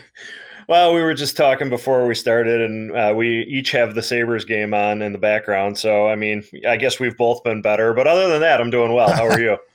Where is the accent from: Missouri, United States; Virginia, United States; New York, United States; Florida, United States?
New York, United States; Lewiston; I grew up in Lewiston